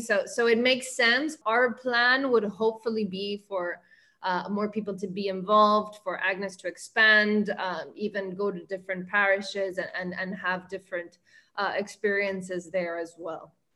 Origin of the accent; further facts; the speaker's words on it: Argentina; moved away as an adult; also born or lived in New York, United States; now in Miami, United States; growing up in Argentina, I was very fond of adoration during my teenage years